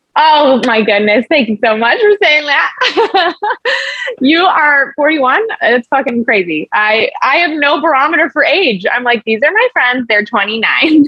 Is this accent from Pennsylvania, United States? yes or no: no; Los Angeles, California, United States; I'm from LA, born and raised